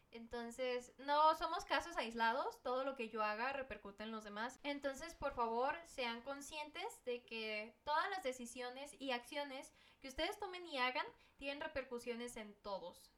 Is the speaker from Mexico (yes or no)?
yes; Mexico; esa es una costumbre que nosotros como mexicanos teníamos